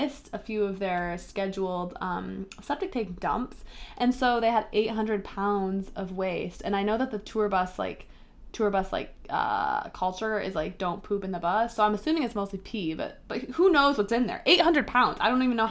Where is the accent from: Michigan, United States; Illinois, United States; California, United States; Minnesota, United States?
Illinois, United States; Chicago; I'm from Chicago. I know it well.